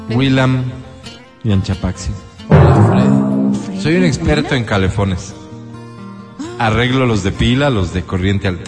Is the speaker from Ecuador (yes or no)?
yes; Riobamba, Chimborazo, Ecuador; born there; mi abuelo nació en la Tacunga, mi papá nació en Guanujo, y yo que soy lo más español de la familia que nací en Riobamba, provincia de Chimborazo.